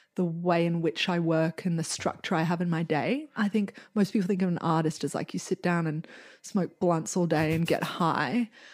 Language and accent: English; Australia; now in New York, United States; I'm an artist, And yeah, I'm Australian